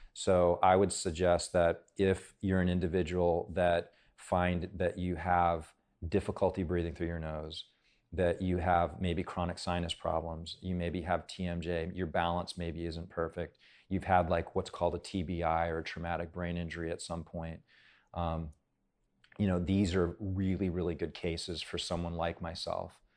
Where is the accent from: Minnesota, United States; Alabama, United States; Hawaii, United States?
Hawaii, United States; moved away; I grew up in Hawaii